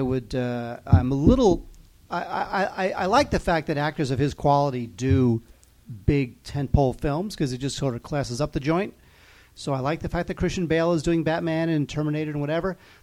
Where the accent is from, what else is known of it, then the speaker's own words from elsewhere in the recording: United States; I'm an American in 2012